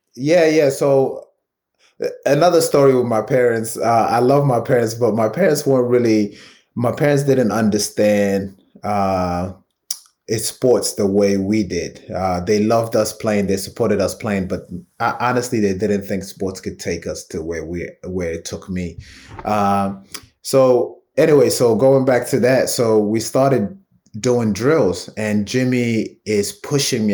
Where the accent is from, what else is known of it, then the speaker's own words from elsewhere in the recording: London, United Kingdom; moved away; Brixton 'cause it's such a big part of my, um, just childhood and upbringing.